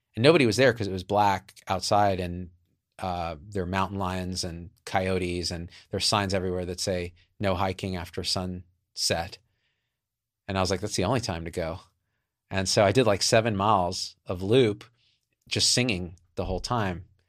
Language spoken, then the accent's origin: English; New Jersey, United States; I'm from New Jersey, too. Like, that shit, it's like in the blood